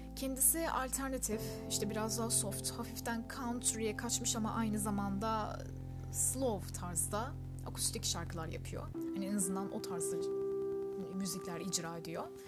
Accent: Turkey; first language Turkish

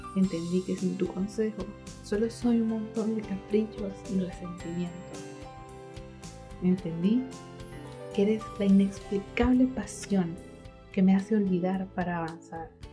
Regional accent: Mérida, Venezuela; now in Concepción, Chile; soy venezolana, merideña que vive hoy en la ciudad de Concepción, en Chile.

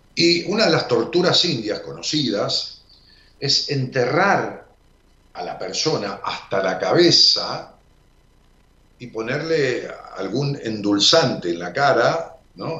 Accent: Ramos Mejía, Buenos Aires Province, Argentina; allá por mi pueblo, por Robo Mejía

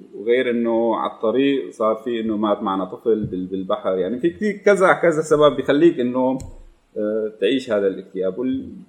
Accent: Damascus, Damascus Governorate, Syria; moved away as an adult; انا آه، من مواليد دمشق من الشام 98 آه، او 89 جيت لهم بال 2015

